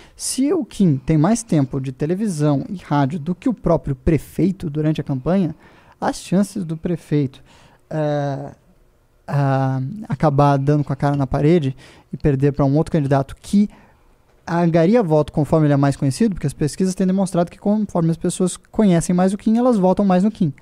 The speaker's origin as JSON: {"language": "Portuguese", "country": "Brazil", "said": "eu, como brasileiro desconfiado que sou"}